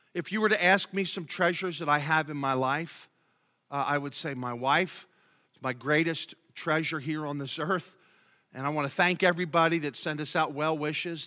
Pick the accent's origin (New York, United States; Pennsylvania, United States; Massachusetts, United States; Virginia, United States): Pennsylvania, United States; Philadelphia; growing up in Philadelphia